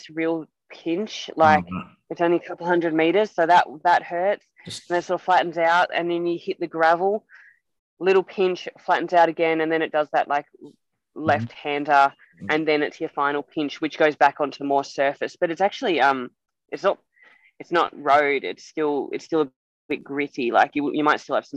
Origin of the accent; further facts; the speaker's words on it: Australia; moved away as an adult; as an Australian